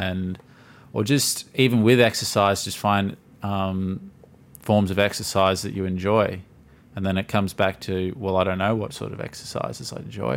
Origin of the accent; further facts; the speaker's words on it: Gold Coast, Queensland, Australia; I'm born and raised on the Gold Coast